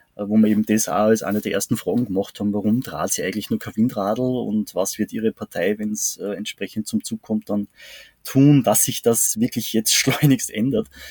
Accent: Salzburg, Austria; bei uns in Salzburg

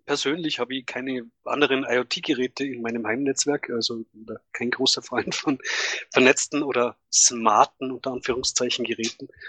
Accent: Tennengau, Salzburg, Austria; moved away; von meinem Heimatort, äh, dass es da bereits Fälle gibt und das liegt halt im Tenningau

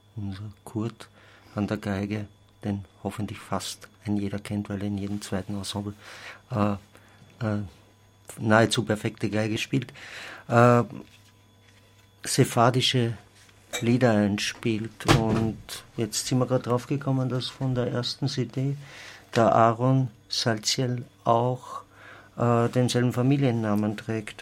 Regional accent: Austria; als Österreicher

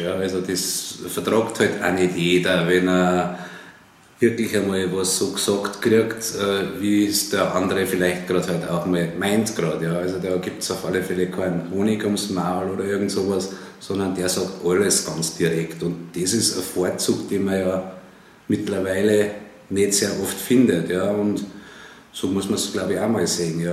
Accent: Freilassing, Bavaria, Germany; bin ja aus Freilassing aus Bayern

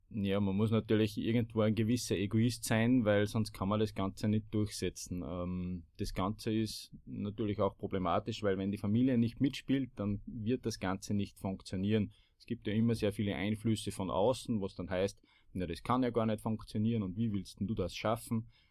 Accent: Bad Ischl, Upper Austria, Austria; ich komme aus Bad Ischl und im Zentrum des Salzkammerguts

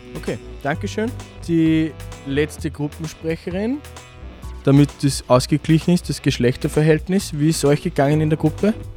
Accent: Kirchdorf an der Krems, Upper Austria, Austria; Ich bin aus Kirchdorf.

